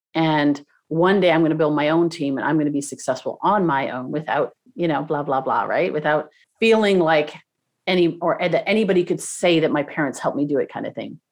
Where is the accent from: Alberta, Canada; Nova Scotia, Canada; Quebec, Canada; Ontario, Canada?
Ontario, Canada; Toronto; now in Southern California, United States; I grew up in, in Toronto